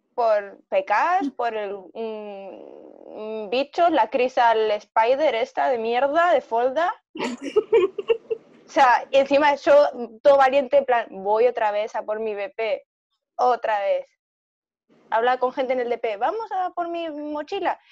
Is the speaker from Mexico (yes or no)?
no; Argentina; now in Spain; soy de Argentina.